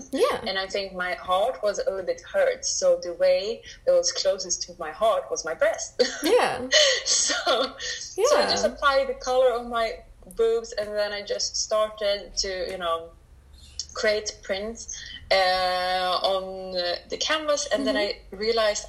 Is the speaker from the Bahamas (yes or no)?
no; Sweden; I'm brought up in Sweden